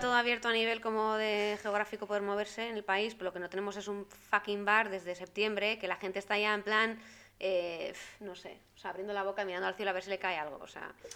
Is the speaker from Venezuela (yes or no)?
no; Spain; moved away as an adult; now in Brussels, Belgium